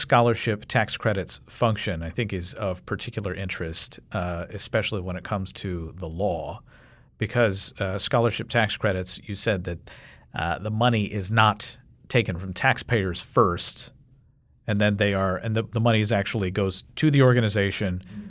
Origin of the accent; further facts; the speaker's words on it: Kentucky, United States; my home state of Kentucky